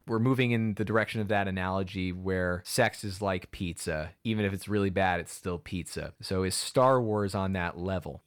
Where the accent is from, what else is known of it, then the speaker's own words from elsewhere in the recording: Wilton, Connecticut, United States; I grew up in Wilton, Connecticut, the Hollywood of New England